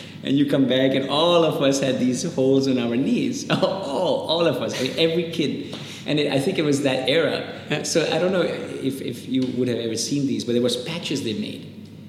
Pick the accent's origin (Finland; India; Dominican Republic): India; accent: Spanish; also born or lived in Nigeria; So suddenly, you know, in the American school, my accent was different because I had this really funny little Spanish accent. So it was really awkward for people to see, well, here's an Indian kid, first of all, with a Spanish accent, which looks really weird.